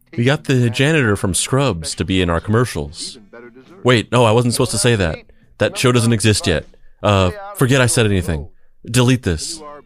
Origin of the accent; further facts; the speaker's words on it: Roswell, New Mexico, United States; moved away; also born or lived in Bakersfield, California; I grew up in Roswell, New Mexico, uh, but I also lived in, uh, a town called Bakersfield, California